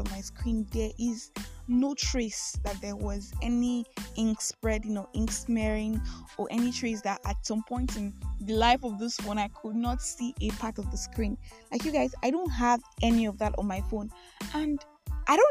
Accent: Nigeria; I am that Nigerian Christian Talkaholic

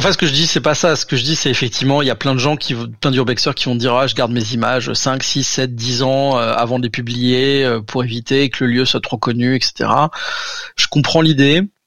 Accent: Alsace, Grand Est, France; je suis alsacien

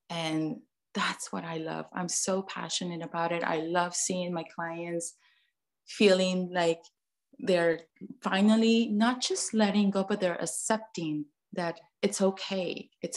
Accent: Mexico; moved away as an adult; now in United States; I grew up in Mexico, born and raised there, moved to the US when I was 18.

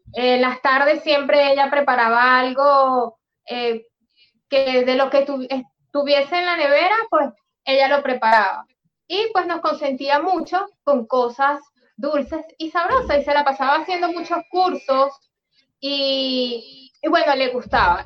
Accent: Venezuela; moved away as an adult; now in Peru; cuando salimos de Venezuela

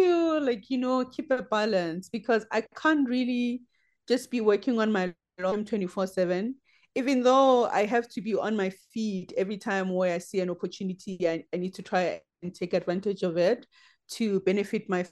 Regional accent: Limpopo, South Africa; I'm from Limpopo, and Limpopo is the heart of safari

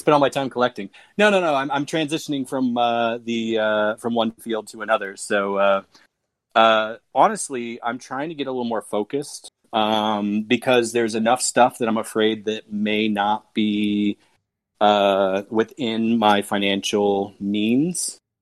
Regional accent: United States; also born or lived in Krakow, Poland; I was living in Poland as an American immigrant.

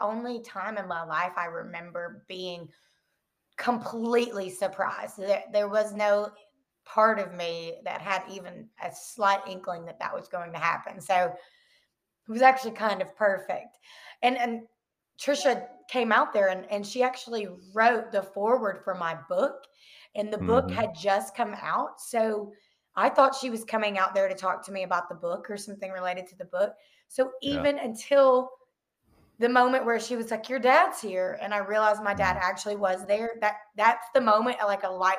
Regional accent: Rossville, Georgia, United States; I grew up in Rossville, Georgia. It's North Georgia, close to Chattanooga, Tennessee.

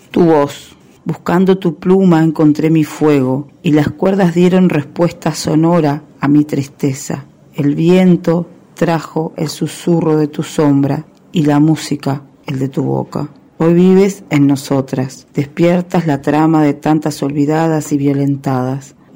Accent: Uruguay; soy uruguaya

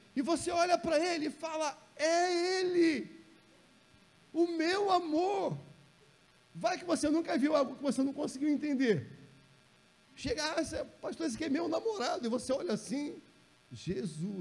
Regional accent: Rio de Janeiro, Brazil; also born or lived in São João de Meriti; eu nasci lá no Jacarezinho

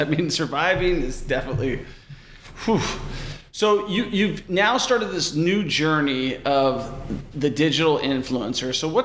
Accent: West Coast, United States; moved away as an adult; now in Kansas City, United States; I'm from the West Coast.

